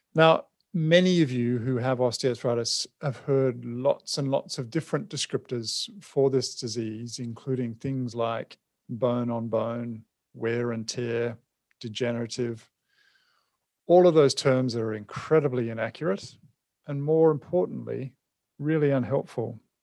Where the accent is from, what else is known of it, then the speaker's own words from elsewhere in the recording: New Zealand; moved away; I'm originally a Kiwi as well